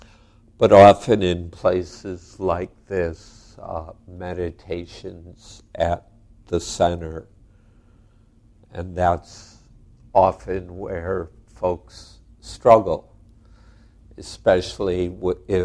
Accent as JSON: {"language": "English", "country": "United States", "said": "I'm an American"}